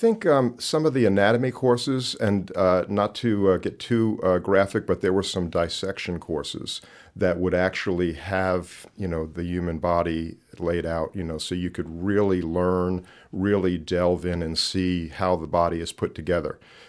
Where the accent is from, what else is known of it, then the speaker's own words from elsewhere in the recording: Long Island, New York, United States; moved away as an adult; I was born and raised on Long Island, New York.